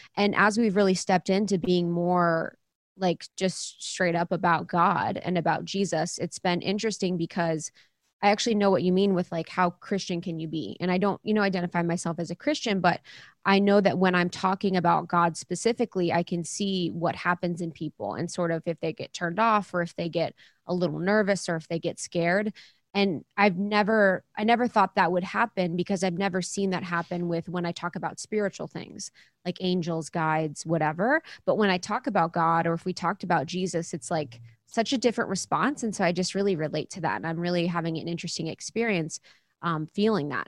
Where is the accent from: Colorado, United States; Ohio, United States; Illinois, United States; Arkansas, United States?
Ohio, United States; moved away; I am someone that is a spiritual seeker. I grew up in Ohio, really small town